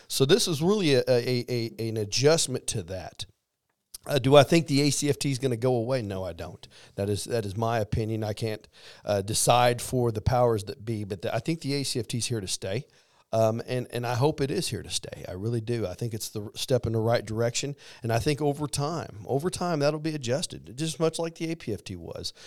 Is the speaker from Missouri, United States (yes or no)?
yes; Missouri, United States; moved away; I am from Missouri